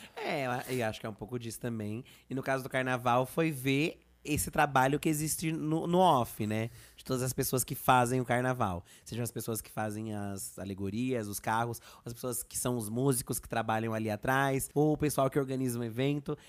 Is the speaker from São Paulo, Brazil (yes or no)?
yes; São Paulo, Brazil; eu sou daqui de São Paulo